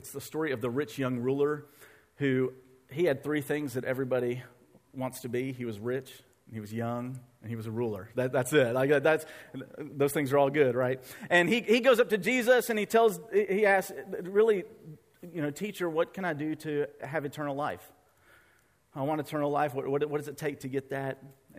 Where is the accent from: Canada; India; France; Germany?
India; than we did growing up in India. We knew we had to rely on God.